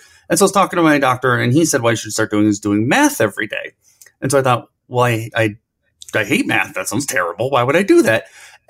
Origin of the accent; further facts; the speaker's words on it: Cleveland, Ohio, United States; I kind of grew up in the perfect time for it in the 90s. So I'm from Cleveland.